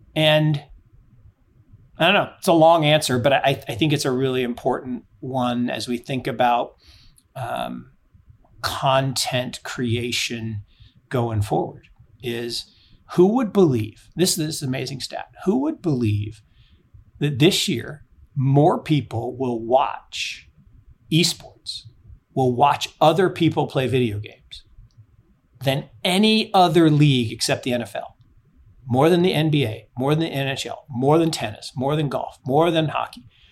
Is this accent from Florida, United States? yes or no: no; Seattle, Washington, United States; moved away; I grew up in Seattle